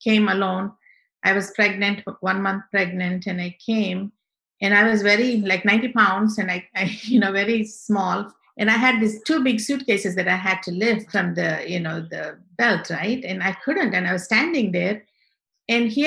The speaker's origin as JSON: {"language": "English", "country": "India", "tie": "born or raised there", "first_language": "Telugu", "second_language": "English", "moved": "as an adult", "lives_now": "United States", "said": "I grew up in India in a small town"}